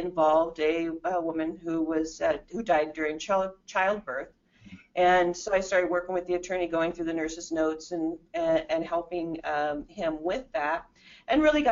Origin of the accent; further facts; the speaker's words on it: Phoenix, Arizona, United States; also born or lived in Southern Illinois; My parents moved out here when I was in second grade, which was quite a while ago